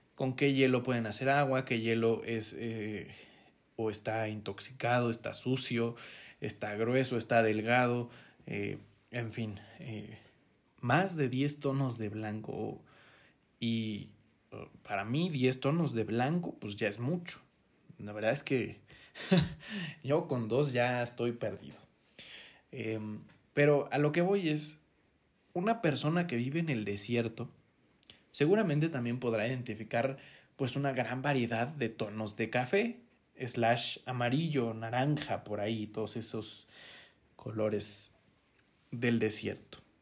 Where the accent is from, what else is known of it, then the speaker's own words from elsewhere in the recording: Mexico; cómo somos los mexicanos